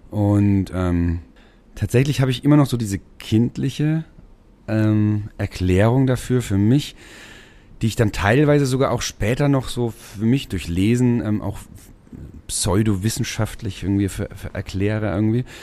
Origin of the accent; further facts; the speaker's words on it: Schweinfurt, Bavaria, Germany; also born or lived in Mainz; now in Marktsteinach, Germany; Also geboren bin ich in Mainz tatsächlich und ähm, aufgewachsen in dem deutschen Detroit in Schweinfurt City.